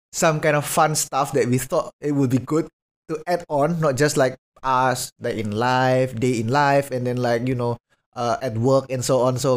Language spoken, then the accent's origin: English; Mojokerto, East Java, Indonesia; i'm from uh, mojokerto it's just a small village beside surabaya